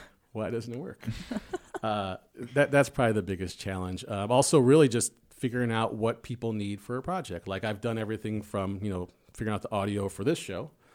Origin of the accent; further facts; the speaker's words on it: Chicago, Illinois, United States; I'm from South Side of Chicago.